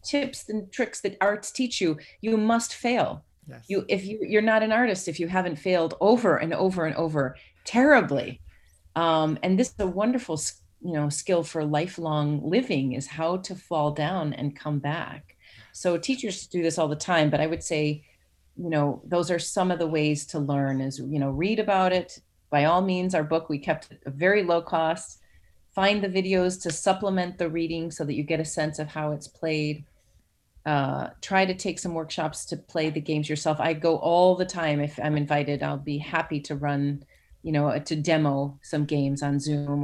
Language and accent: English; Chicago, Illinois, United States; now in Georgia, United States; I'm from Chicago